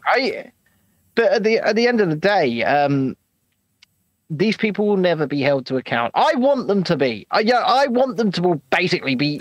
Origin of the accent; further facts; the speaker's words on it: United Kingdom; us as British people